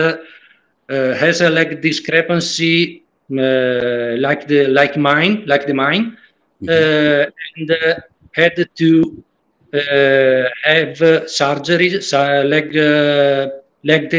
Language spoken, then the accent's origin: English; Italy; English is a second language; I am from Italy